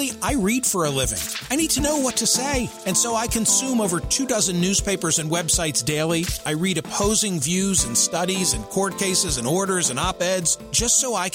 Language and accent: English; Philadelphia, Pennsylvania, United States; my hometown of Philadelphia